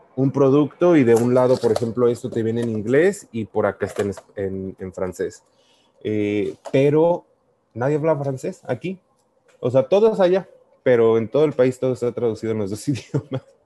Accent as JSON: {"language": "Spanish", "country": "Mexico", "accent": "Mexican", "moved": "as an adult", "lives_now": "Vancouver, Canada", "said": "yo soy mexicano, yo desde que iba a la Universidad Latina de América siempre he trabajado y estudiado"}